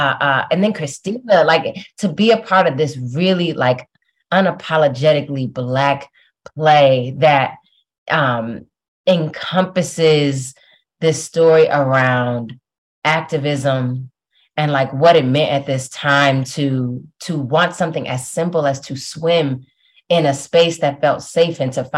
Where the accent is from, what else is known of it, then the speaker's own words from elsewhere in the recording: Detroit, Michigan, United States; moved away; also born or lived in New Haven; growing up in Detroit, growing up in a city that at the time was like 99.9% Black, like a very, very Black city to grow up